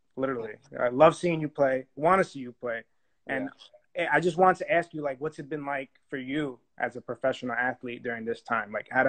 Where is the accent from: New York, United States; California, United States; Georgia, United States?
New York, United States; New York City; I'm from Brooklyn, New York. For those asking, where am I from? Family comes from Salerno, Italy.